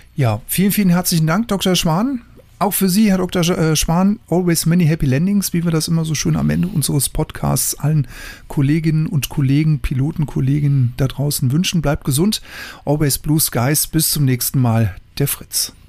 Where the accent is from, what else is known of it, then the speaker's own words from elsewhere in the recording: Germany; Bei uns in Deutschland